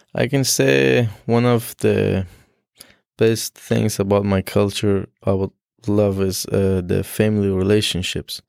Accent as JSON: {"language": "English", "country": "Afghanistan", "first_language": "Dari", "second_language": "English", "moved": "as an adult", "lives_now": "Syracuse, United States", "said": "I'm from Afghanistan"}